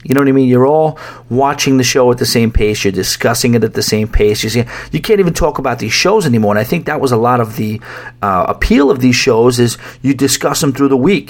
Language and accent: English; New York, United States; I'm a New Yorker